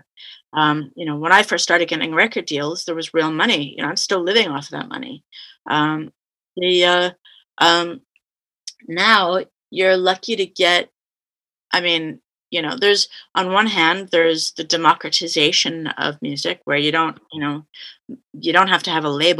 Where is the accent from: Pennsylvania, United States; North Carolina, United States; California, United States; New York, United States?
California, United States; also born or lived in Canada; But I've mainly grew up in California